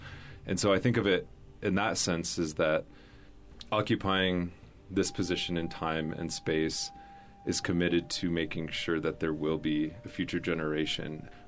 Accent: Lower Brule Sioux Tribe, South Dakota, United States; I'm from the Cuitrash Wiyate, or the Lower Bruce Sioux Tribe in South Dakota.

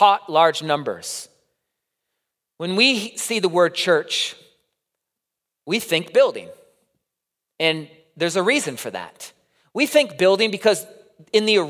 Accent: Midwest, United States; accent: Midwest; in the Midwest, we're so used to everyone speaking our accent as well

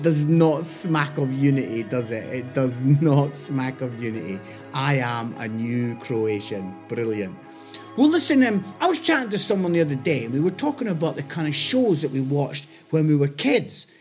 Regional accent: Scotland, United Kingdom; now in Nottingham, United Kingdom; I'm Scottish. I live in Nottingham

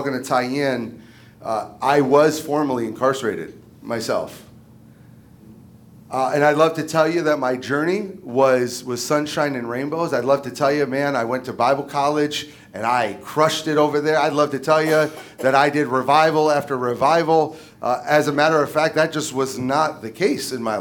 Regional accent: Michigan, United States; I was born and raised in Michigan

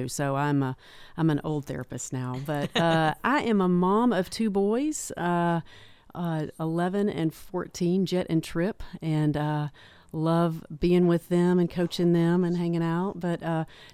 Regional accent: Manchester, Tennessee, United States; also born or lived in Knoxville; I'm from Manchester and also started the Tullahoma Clinic

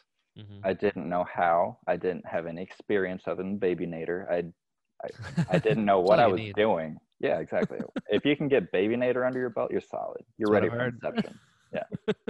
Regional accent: Dominican Republic; moved away as an adult; also born or lived in Indiana; now in United States; Then when I was 1 year old, I moved to the Dominican Republic. My parents are missionaries. They still live there.

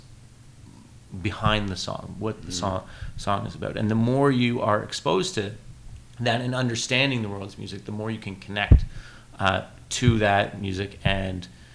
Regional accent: Canada; we're Canadian

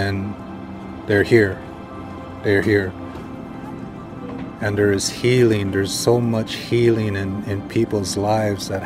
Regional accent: United States; I'm a Standing Rock Lakota.

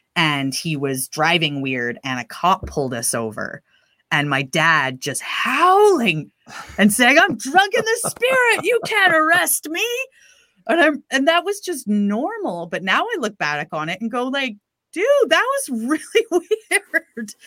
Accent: Prince Rupert, British Columbia, Canada; I grew up in the Pentecostal church in Canada, and I lived in a pretty remote town called Prince Rupert, which is way up the B C coast

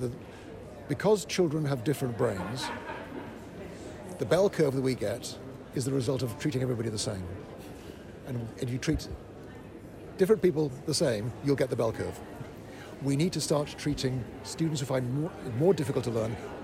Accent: Florida, United States; my home state of Florida

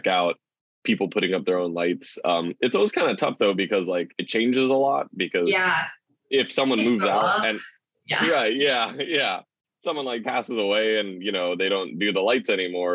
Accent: Wailua, Hawaii, United States; growing up in Wailua, you know, it's a very local community

